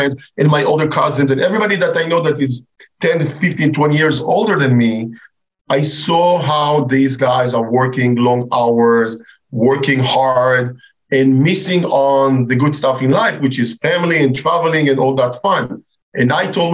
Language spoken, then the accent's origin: English; Israel; moved away as an adult; I'm originally from Israel